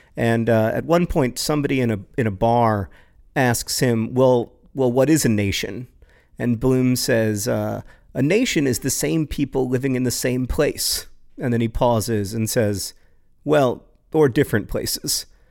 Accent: United States; I am so American, so incurably American

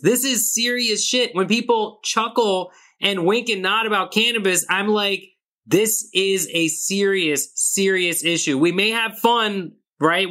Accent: Pakistan; I'm Pakistani, I'm I'm South Asian

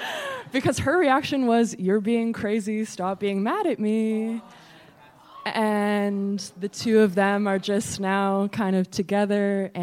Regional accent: New York, United States; I'm from New York.

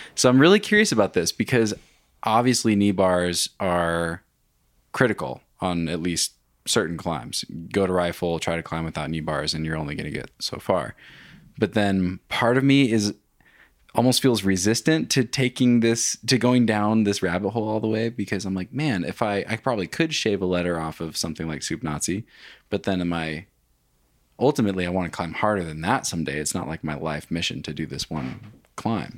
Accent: Wenatchee, Washington, United States; also born or lived in Bellingham; I grew up in Wenatchee, but went to school in Bellingham

